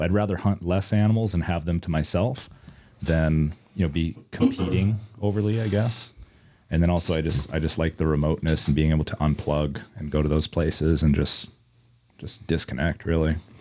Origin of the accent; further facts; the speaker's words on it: Iowa City, Iowa, United States; I'm born and raised in Iowa City, Iowa. I still live in Iowa City, Iowa.